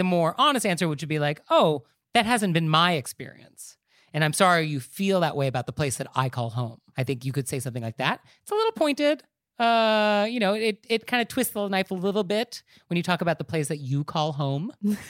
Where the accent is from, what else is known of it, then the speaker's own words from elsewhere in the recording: United States; I live in New York, but at the end of the day, I'm not a New Yorker. But I experience this when I travel abroad where people make comments about the United States. And I feel sort of obligated to defend my country